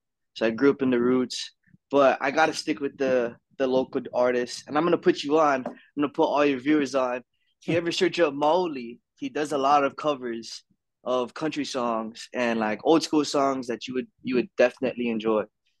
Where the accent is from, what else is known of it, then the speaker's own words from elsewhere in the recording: Lanai City, Hawaii, United States; Am from a little humble town called Lanai, and it's one of the inhabitable islands in Hawaii.